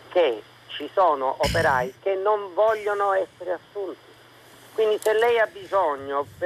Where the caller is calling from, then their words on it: Catania, Sicily, Italy; Siamo da Catania.